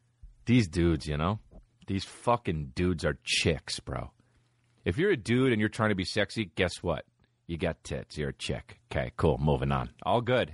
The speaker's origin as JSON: {"language": "English", "region": "New Jersey", "country": "United States", "said": "I'm from New Jersey, and I love New Jersey"}